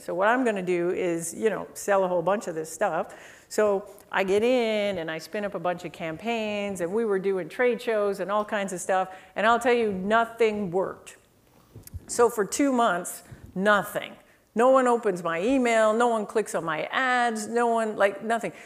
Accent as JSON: {"language": "English", "country": "Canada", "said": "I'm Canadian."}